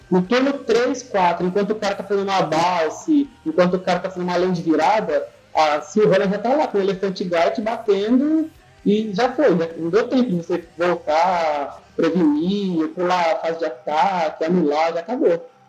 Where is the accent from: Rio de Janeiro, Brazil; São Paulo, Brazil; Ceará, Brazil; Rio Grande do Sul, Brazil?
São Paulo, Brazil; José Bonifácio; Eu sou de José Bonifácio, do interior de São Paulo.